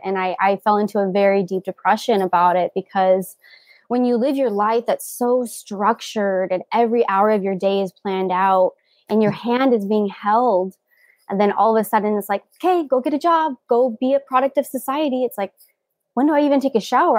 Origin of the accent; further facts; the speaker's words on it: Covina, California, United States; also born or lived in Iowa; I am from Covina, California